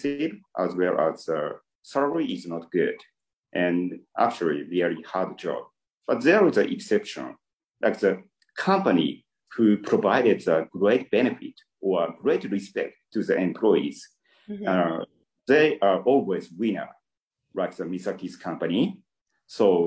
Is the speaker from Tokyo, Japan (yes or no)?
no; Fukushima, Japan; I'm from Tohoku. I'm from Fukushima.